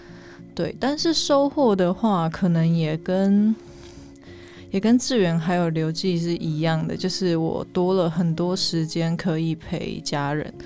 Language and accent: Chinese; Taipei, Taiwan; 对，就是我已经不呃，我不是这边的人，从小在这边长大，那我能去的地方已经有限